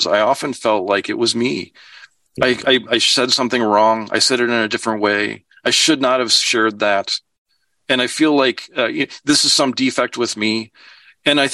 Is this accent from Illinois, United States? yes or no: yes; Chicago, Illinois, United States; I grew up in Chicago.